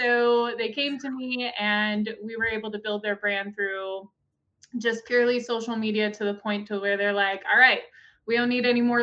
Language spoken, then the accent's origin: English; Gillette, Wyoming, United States; I'm actually from Gillette, Wyoming